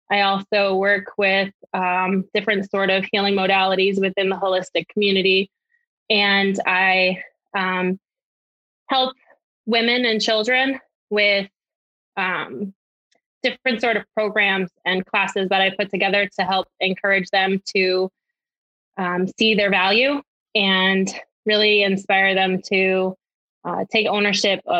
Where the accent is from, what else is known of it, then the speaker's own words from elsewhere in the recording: Connecticut, United States; I am not imported. I'm originally from Connecticut, but I have heard that I don't have that accent because I'm smack right next to Boston and New York and I seem to just have a regular voice.